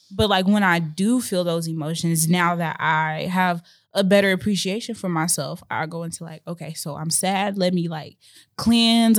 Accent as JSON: {"language": "English", "town": "Chicago", "region": "Illinois", "country": "United States", "tie": "born or raised there", "said": "I grew up, my dad was in and out, and I grew up in Chicago, Illinois, so most of my childhood was very hectic"}